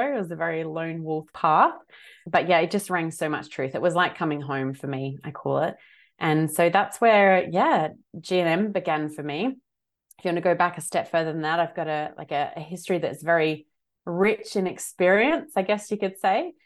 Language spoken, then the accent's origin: English; Adelaide, South Australia, Australia; also born or lived in Sydney; now in Western Australia, Australia; I'm originally from Adelaide